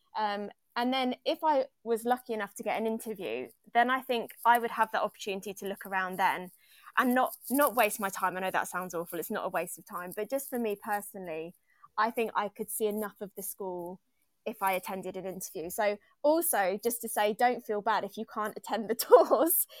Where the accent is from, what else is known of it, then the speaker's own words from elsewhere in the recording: Longtown, West Midlands, United Kingdom; moved away as an adult; also born or lived in Liverpool area (Edge Hill University); now in London, United Kingdom; I grew up in Longtown.